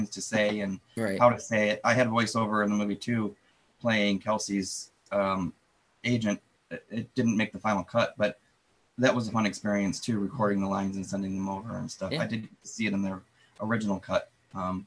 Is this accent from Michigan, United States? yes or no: yes; Detroit, Michigan, United States; I'm from Detroit